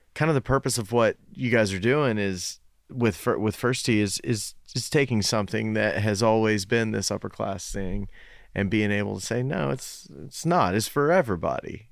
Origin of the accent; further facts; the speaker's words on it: Knoxville, Tennessee, United States; I grew up in West Knoxville